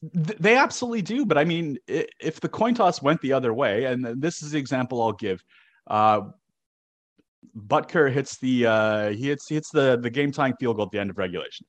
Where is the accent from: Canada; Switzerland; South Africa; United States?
Canada; Toronto, Ontario; moved away; I grew up in Toronto.